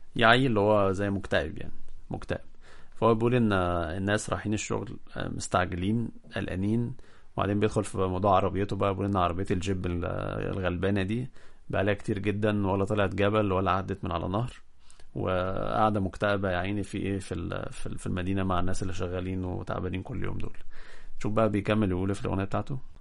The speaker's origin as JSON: {"language": "Arabic", "country": "Egypt", "said": "عندنا في مصر"}